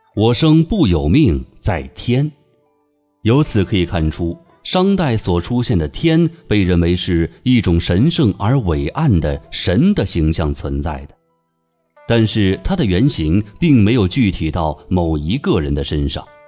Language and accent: Chinese; China; 我们中国人